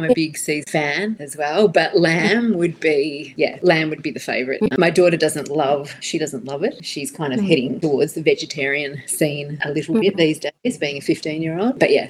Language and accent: English; Australia; moved away as an adult; also born or lived in Dubai; now in Singapore; Yes, I am an Australian expat, currently living in Singapore. So we've been here for 2 years this time, previously in Dubai for 8 years